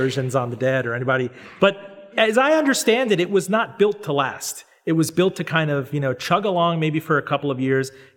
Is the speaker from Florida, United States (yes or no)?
yes; Florida, United States; my home state of Florida